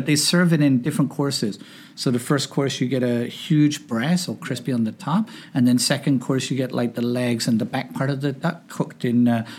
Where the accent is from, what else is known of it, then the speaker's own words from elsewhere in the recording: Hong Kong; now in United States; So I grew up in Hong Kong. I was an expat brat. Came here in 1977. We lived in the Lee Garden Hotel.